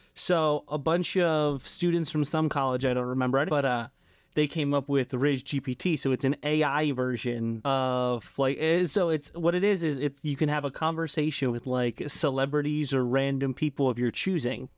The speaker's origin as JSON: {"language": "English", "country": "United States", "said": "I'm an American man"}